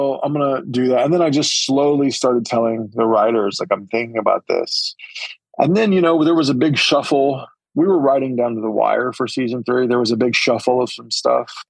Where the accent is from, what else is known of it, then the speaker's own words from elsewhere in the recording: Holdenville, Oklahoma, United States; my hometown, Holdenville